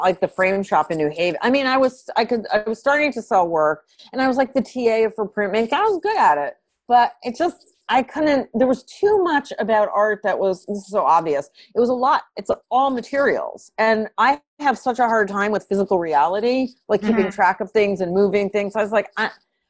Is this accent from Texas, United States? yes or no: no; New Haven, Connecticut, United States; moved away as an adult; also born or lived in New York City; I'm a girl from New Haven